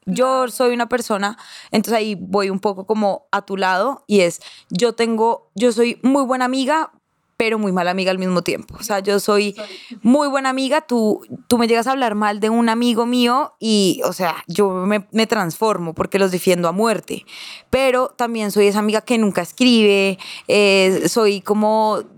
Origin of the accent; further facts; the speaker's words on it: Girardot, Cundinamarca, Colombia; yo crecí en, un condominio en Girardot